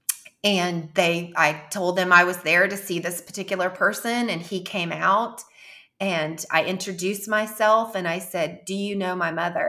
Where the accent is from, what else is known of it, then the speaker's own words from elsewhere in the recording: Jefferson City, United States; moved away; my hometown in Jefferson City